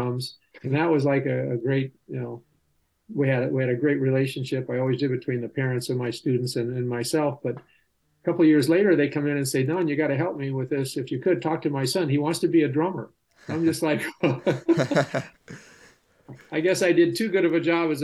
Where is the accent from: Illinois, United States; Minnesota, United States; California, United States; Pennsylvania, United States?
California, United States; Los Angeles; I grew up in California. Not so many original natives around here in California, but in the San Fernando Valley.